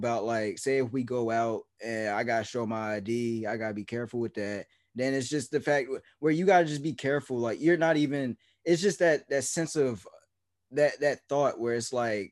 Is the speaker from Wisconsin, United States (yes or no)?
no; New Jersey, United States; I'm from New Jersey